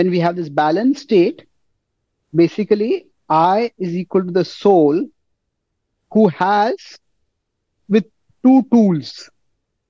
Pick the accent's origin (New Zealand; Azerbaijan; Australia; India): India; I'm an Indian.